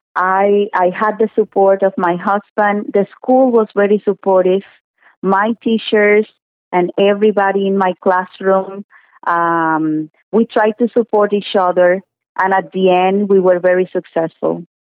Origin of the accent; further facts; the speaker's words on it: Cuba; English is a second language; moved away as an adult; now in Thornhill, Canada; I am originally from Cuba